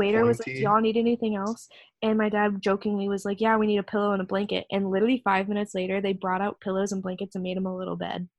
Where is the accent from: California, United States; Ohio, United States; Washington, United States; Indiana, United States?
Washington, United States; Kennewick; moved away; The french fries that Disney uses are from my hometown.